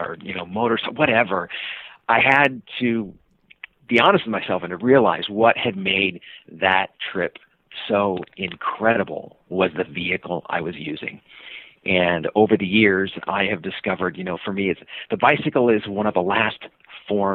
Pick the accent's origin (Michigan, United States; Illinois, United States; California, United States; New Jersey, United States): California, United States; Sacramento; moved away as an adult; now in Seattle, United States; I was born in Sacramento, California, moved up to Seattle